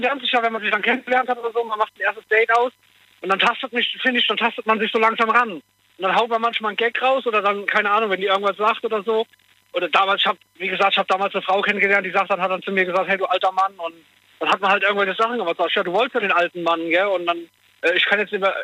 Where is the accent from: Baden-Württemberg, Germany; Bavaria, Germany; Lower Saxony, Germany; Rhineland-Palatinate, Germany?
Rhineland-Palatinate, Germany; Koblenz; ich komme ja aus Koblenz